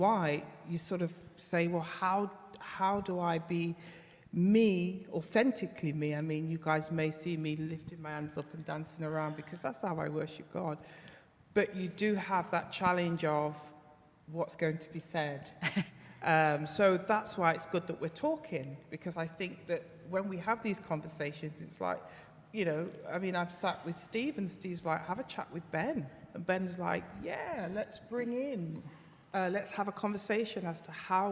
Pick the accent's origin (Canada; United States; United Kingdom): United Kingdom; I was born here